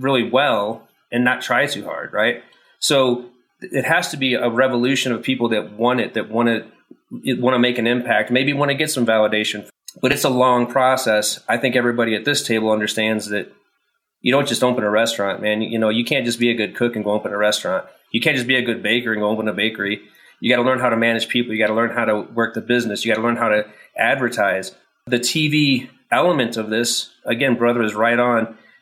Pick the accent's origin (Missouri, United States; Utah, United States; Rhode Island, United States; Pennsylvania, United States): Missouri, United States; St. Louis; also born or lived in Manhattan; now in Colorado Springs, United States; I'm from St. Louis